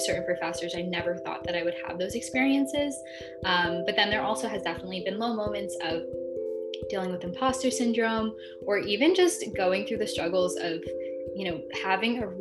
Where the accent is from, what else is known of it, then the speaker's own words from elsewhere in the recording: New Rochelle, New York, United States; I'm from New Rochelle, New York